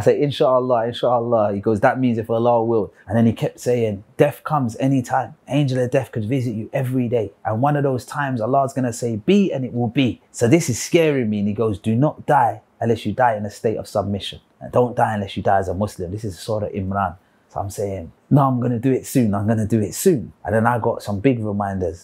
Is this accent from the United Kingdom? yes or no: yes; London, United Kingdom; I was born and raised in London, the United Kingdom, and I was raised as a Christian. Spent most of my childhood in South London on a council estate